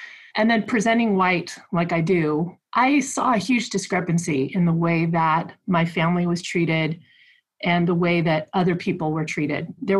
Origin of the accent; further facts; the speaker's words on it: United States; born there; first language Spanish; English is a second language; So my dad was a farm worker who came here from Mexico about 15 years before I was born. And Spanish was my first language.